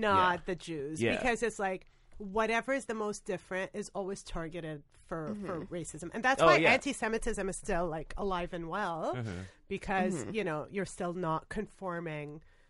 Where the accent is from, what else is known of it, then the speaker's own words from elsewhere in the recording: Canada; now in United States; I'm an immigrant from Canada. I moved to America